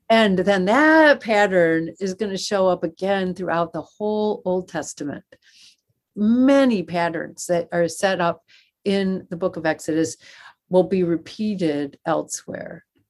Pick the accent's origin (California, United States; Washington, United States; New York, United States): New York, United States; Western; moved away as an adult; also born or lived in Wheaton, Illinois; I grew up in Western New York